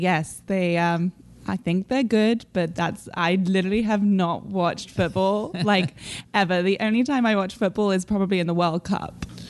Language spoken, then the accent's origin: English; London, United Kingdom; born or raised there; moved away as an adult